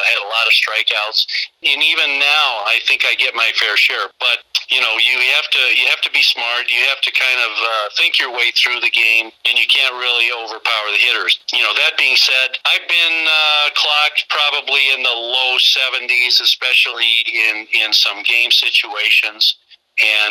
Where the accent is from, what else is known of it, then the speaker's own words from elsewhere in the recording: Granville, Illinois, United States; growing up in Granville, living two blocks from the park